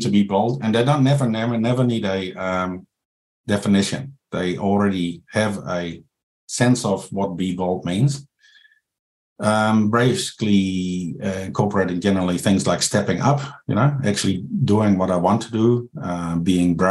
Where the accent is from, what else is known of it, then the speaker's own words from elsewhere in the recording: Netherlands; moved away as an adult; now in New Zealand; I'm from the Netherlands. So it's a different culture here